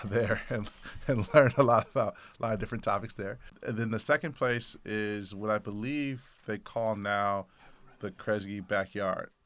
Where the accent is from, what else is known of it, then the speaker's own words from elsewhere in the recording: Oakland, California, United States; I grew up in the Bay Area in Oakland, uh, California